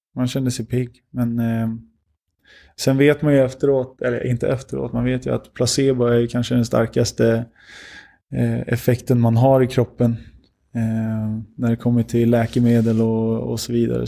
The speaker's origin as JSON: {"language": "Swedish", "country": "Sweden", "tie": "born or raised there", "said": "jag är ändå uppvuxen i Sverige"}